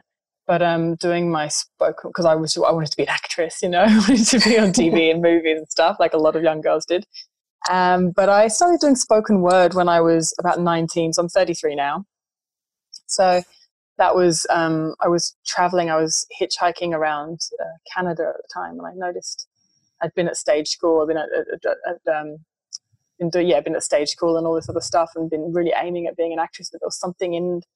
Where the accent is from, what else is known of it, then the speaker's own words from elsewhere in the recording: England, United Kingdom; in my culture, which I was brought up in England